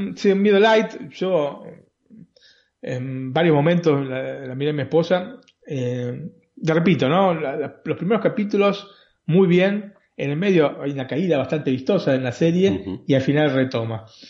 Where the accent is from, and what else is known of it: Buenos Aires, Argentina; born or raised there